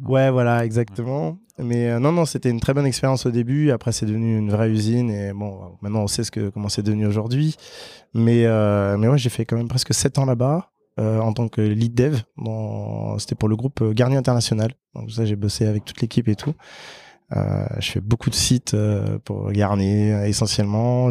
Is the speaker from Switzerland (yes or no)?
no; French Guiana; moved away as an adult; j'ai grandi en Guyane française